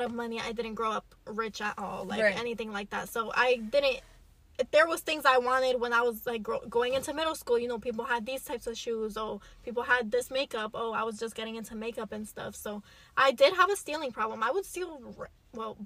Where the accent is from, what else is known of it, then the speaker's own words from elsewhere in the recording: New York, United States; moved away; New York is my hometown